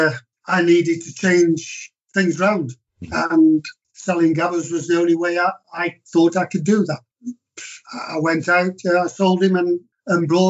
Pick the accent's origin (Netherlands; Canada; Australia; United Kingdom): United Kingdom; Stoke-on-Trent, West Midlands; I was brought up in Stoke